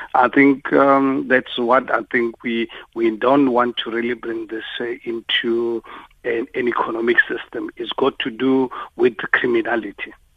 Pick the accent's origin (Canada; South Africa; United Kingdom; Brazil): South Africa; as a South African